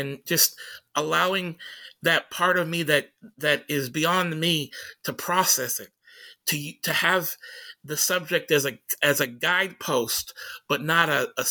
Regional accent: Tacoma, Washington, United States

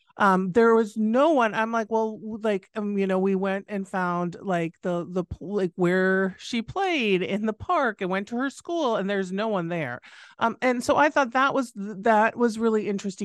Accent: United States; also born or lived in United Kingdom; as an American

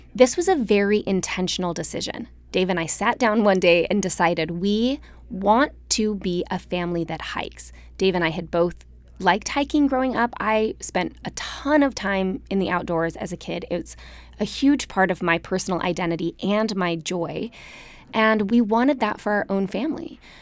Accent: Salt Lake City, Utah, United States; moved away as an adult; also born or lived in Austin, Texas; growing up in Salt Lake where you were always five minutes from a trail

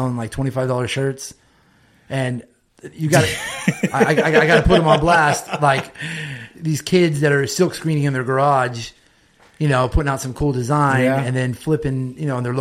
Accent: La Palma, California, United States; also born or lived in Buena Park; I grew up in La Palma, Buena Park.

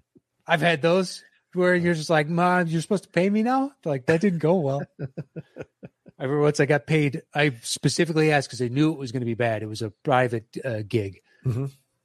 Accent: Nashville, Tennessee, United States; born there; Like I was born in Nashville. My family lives in Nashville, so I've visited there quite a bit.

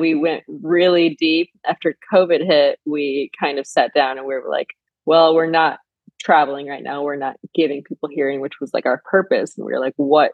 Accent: Flint, Michigan, United States; moved away as an adult; now in Los Angeles, United States; I grew up in Flint, Michigan

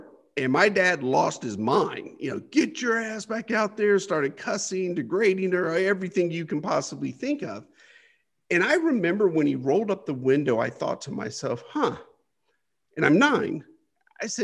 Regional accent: United States; I grew up poor here in the United States on the welfare system

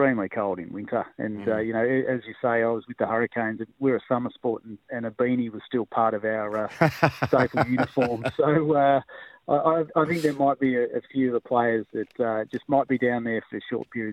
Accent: Victoria, Australia; now in Tasmania, Australia; I'm a Victorian.

